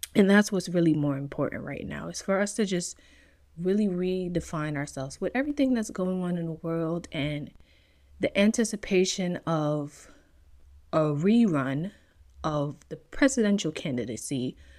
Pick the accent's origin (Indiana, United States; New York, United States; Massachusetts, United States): New York, United States; now in California, United States; being born and raised in New York